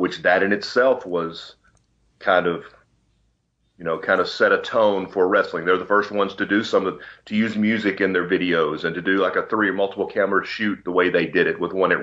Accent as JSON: {"language": "English", "town": "Pine Bluff", "region": "Arkansas", "country": "United States", "tie": "born or raised there", "said": "I grew up in Pine Bluff, Arkansas, which is kind of, I don't know, central Arkansas"}